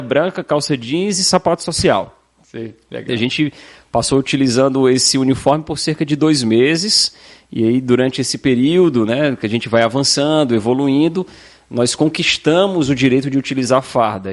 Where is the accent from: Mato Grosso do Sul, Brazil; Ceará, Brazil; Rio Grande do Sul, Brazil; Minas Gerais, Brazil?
Ceará, Brazil; Fortaleza; moved away as an adult; also born or lived in Santa Catarina; now in Balneário Camboriú, Brazil; Polícia Militar do Estado do Ceará, que é o meu estado de origem, meu estado natal